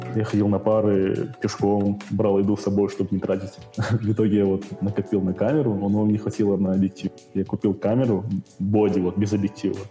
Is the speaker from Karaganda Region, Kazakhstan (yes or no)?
yes; Karaganda, Karaganda Region, Kazakhstan; Я с Караганды. Из Караганды мне 24 года